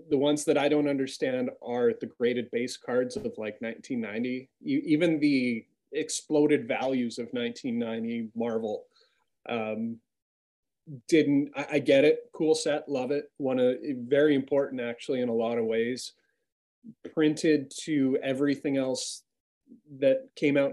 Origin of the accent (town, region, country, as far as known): Canada